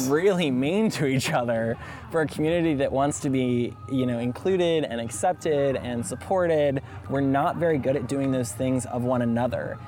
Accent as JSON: {"language": "English", "region": "Alabama", "country": "United States", "moved": "as an adult", "said": "I'm from Alabama"}